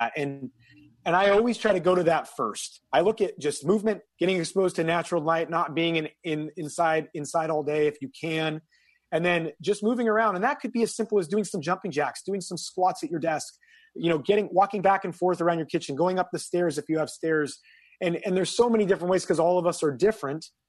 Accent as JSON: {"language": "English", "region": "a small town in Northern California", "country": "United States", "tie": "born or raised there", "moved": "as an adult", "said": "I'm from a small town in Northern California, 5,000 people. And so everybody knows your business."}